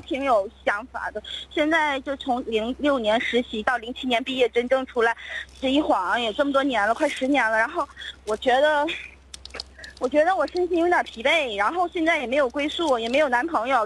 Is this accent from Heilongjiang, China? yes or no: no; Changchun, Jilin, China; moved away as an adult; also born or lived in Beijing; 我家是长春的，然后那个，啊。呃，毕业以后就， 就去北京工作了